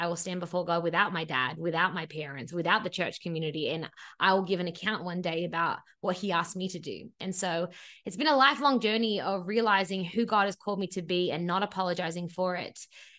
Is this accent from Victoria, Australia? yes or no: no; Sydney, New South Wales, Australia; moved away as an adult; now in Los Angeles, United States; And 10 years ago, I moved to Los Angeles from my childhood bedroom in Sydney, Australia, which is always an important point because I had never lived by myself.